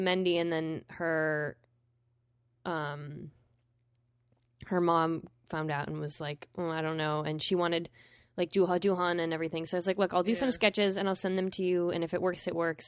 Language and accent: English; Vermont, United States; I'm from Vermont